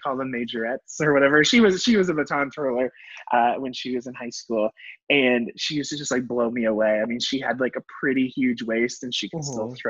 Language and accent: English; Missouri, United States; also born or lived in New York / Brooklyn; now in Salt Lake City, United States; I grew up in Missouri in a super rural part of Missouri on a big farm